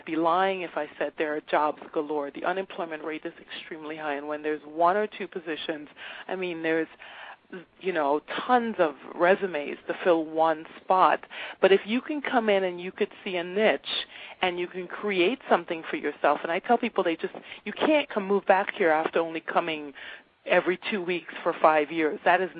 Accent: Trinidad & Tobago; born there; I thought I knew the Caribbean. Oh, my gosh, I was born in Trinidad. I know the Caribbean.

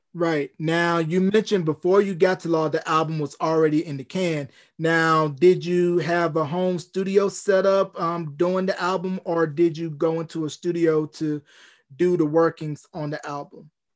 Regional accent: North Carolina, United States; my home state of North Carolina

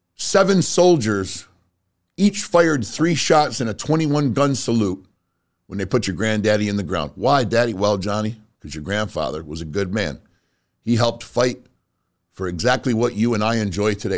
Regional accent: United States; I am an American

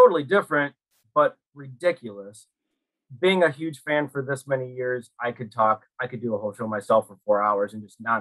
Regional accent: Chicago, Illinois, United States; I'm from Chicago. I live here now

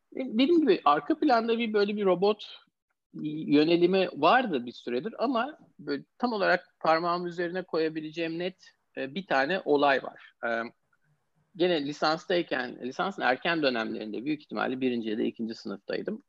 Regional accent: Istanbul, Turkey; moved away as an adult; also born or lived in Pittsburgh, United States; now in United States; İstanbul doğumluyum. Amerika'ya 10 sene kadar önce Amerika'ya yerleşmeden önce hep İstanbul'da e, yaşadım, okudum

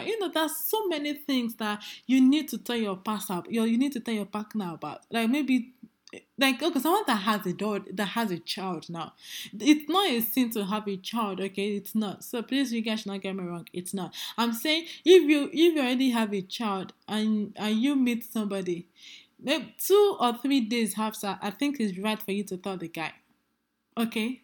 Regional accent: Nigeria; as a Nigerian lady that I am

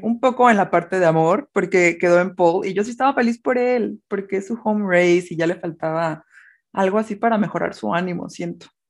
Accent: Mexico; como mexicana

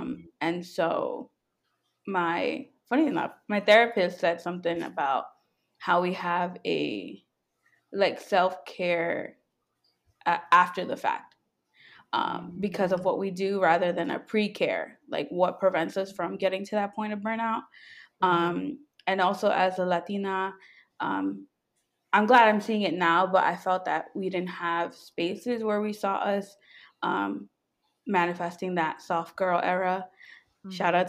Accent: New York, United States; moved away as an adult; now in Virginia, United States; I am a software engineer. I grew up in New York, but I just recently moved down here to the DMV area, currently in Virginia.

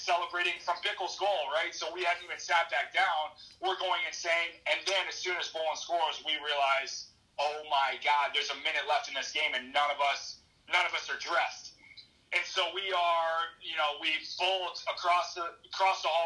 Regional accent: St. Louis, Missouri, United States; moved away; also born or lived in Chicago; I was lucky enough to play in my hometown

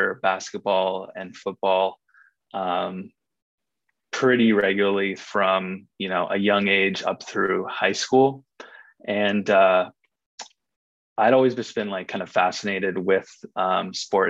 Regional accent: Ojai, California, United States; moved away as an adult; also born or lived in San Francisco; I grew up, I was born and raised in Ojai, California

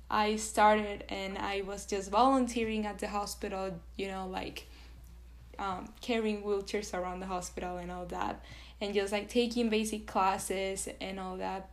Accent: Venezuela; English is a second language; moved away as an adult; now in United States; I was born in Venezuela and I was raised in Venezuela. So I lived in Venezuela for 18 years of my life. I moved to the US very recently, three years ago

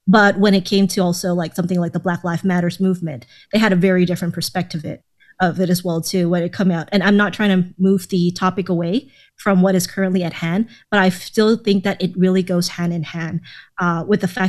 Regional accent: Thailand; also born or lived in Atlanta, Georgia; now in United States; I grew up in Thailand before I moved over to Atlanta for around 6 years

